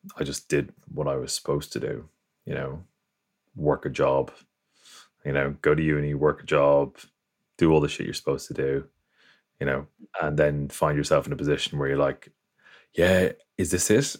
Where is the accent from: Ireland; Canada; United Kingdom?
Ireland; I grew up in Ireland, came from a Catholic background.